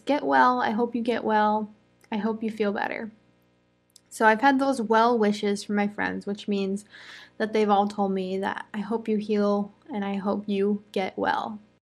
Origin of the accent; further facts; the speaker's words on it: United States; I'm an American English teacher